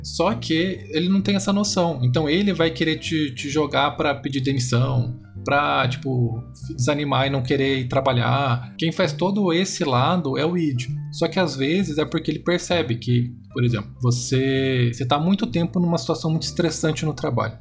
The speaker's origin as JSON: {"language": "Portuguese", "town": "Dourados", "region": "Mato Grosso do Sul", "country": "Brazil", "tie": "born or raised there", "said": "Dourados, Mato Grosso do Sul, né, de onde eu nasci"}